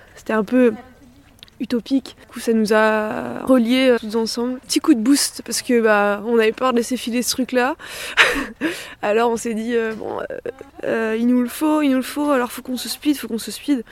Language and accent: French; Clermont-Ferrand, Auvergne-Rhône-Alpes, France; now in Cunlhat, France; Moi, j'ai grandi à Clermont